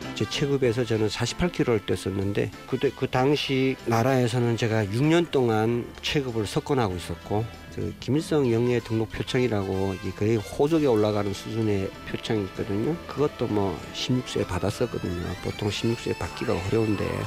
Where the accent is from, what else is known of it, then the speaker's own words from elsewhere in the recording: North Korea; moved away as an adult; now in South Korea; 공산국가에서 태어났지만